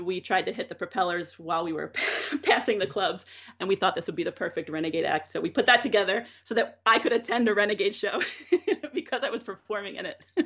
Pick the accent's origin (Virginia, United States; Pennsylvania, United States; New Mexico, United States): Pennsylvania, United States; Drexel Hill; moved away as an adult; also born or lived in Philadelphia / New York; now in Pennsylvania, United States; I grew up in Drexel Hill, Pennsylvania, which is a suburb of Philadelphia